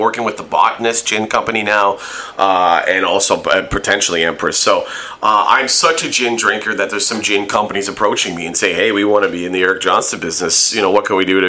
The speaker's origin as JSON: {"language": "English", "town": "Hamilton", "region": "Ontario", "country": "Canada", "tie": "born or raised there", "said": "growing up in Hamilton and the you know, close connection to Hamilton"}